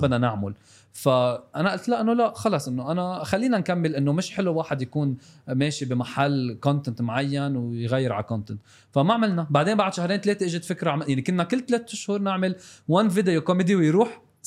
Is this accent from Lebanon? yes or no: yes; South Lebanon, Lebanon; انا من الجنوب